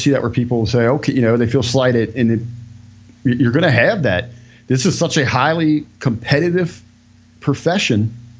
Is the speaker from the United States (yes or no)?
yes; Ohio, United States; because I'm from Ohio